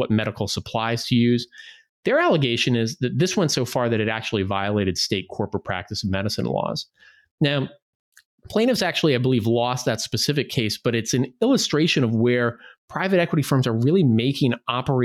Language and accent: English; Midwest, United States; I grew up in the Midwest